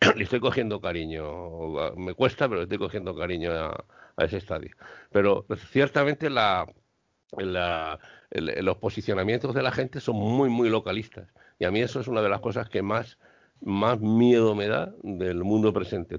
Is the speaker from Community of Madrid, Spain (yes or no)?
yes; Madrid, Community of Madrid, Spain; now in Seville, Spain; aunque soy madrileña, le he dicho antes a, Alberto, yo soy de San Blas, yo soy de un barrio obrero